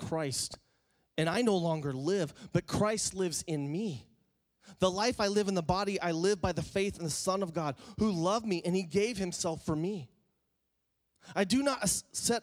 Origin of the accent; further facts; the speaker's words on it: West Coast, United States; I grew up in the West Coast